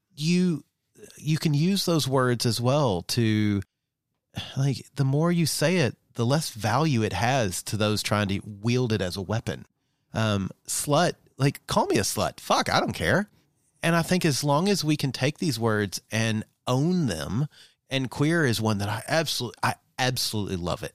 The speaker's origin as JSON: {"language": "English", "region": "Southeast US", "country": "United States", "tie": "born or raised there", "said": "growing up in the Southeast, uh, of the U S, very conservative"}